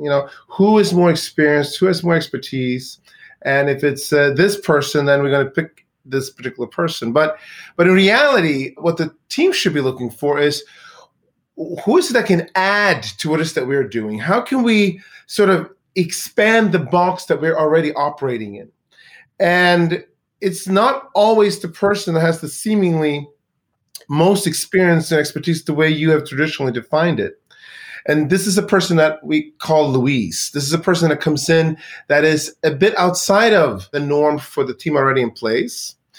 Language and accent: English; Sweden; moved away; I grew up in Sweden in a town